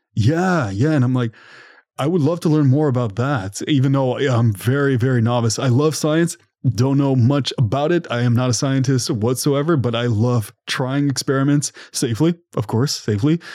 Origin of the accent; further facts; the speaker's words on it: Ottawa, Ontario, Canada; I'm from Ottawa, Ontario